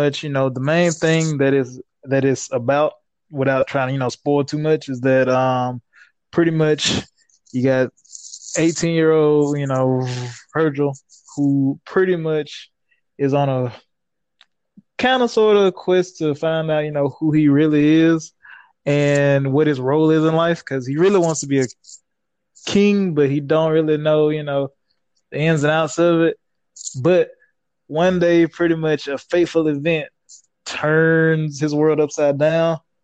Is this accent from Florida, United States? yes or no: no; Laurel, Mississippi, United States; moved away as an adult; now in Mississippi Gulf Coast, United States; born and raised in Laurel, Mississippi